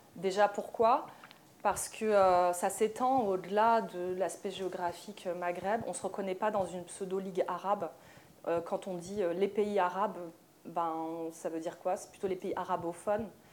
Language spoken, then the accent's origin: French; France; je suis née en France